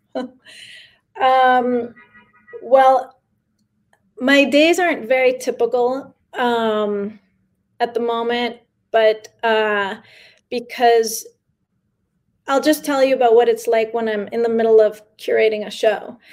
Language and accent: English; New York City, New York, United States; first language Spanish; English is a second language; also born or lived in San Miguel de Allende, Mexico; I was born in New York uh, yeah. and I have been living here most of my life.